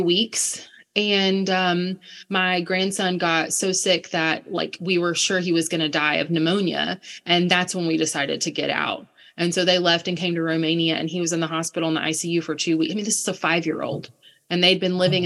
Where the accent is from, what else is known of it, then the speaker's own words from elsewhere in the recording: United States; moved away; also born or lived in Ukraine; I'm this American girl who says I used to live in Ukraine